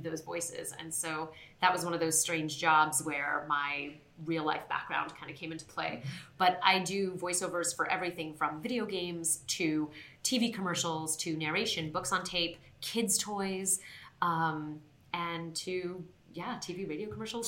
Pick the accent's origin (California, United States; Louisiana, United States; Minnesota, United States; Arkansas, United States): California, United States; Southern; born or raised there; moved away as an adult; also born or lived in Queens, New York